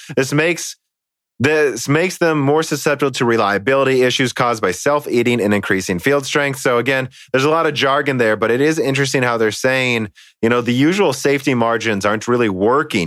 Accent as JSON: {"language": "English", "country": "United States", "said": "I'm an American"}